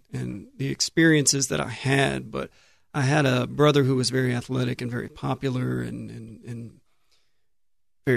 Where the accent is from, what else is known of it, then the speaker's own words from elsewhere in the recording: Giddings, Texas, United States; I'm from Giddings, Texas. It's a small town between Houston and Austin. And I spent my life in Giddings, first 18 years of my life in Giddings.